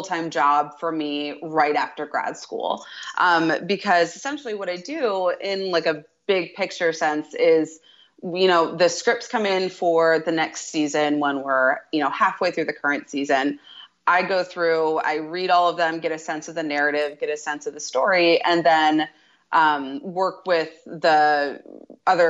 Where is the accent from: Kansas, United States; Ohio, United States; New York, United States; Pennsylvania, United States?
Ohio, United States; Centerville; moved away as an adult; also born or lived in Athens, Ohio; now in Cincinnati, United States; I grew up in Centerville, Ohio, which is, like I said, right outside of Dayton